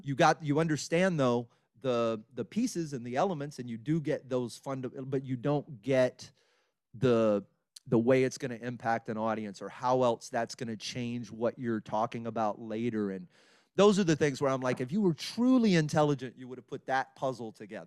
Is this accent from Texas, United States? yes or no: yes; Beaumont, Texas, United States; moved away as an adult; also born or lived in Orange, Texas / Los Angeles; now in Houston, United States; I grew up in Beaumont, Texas.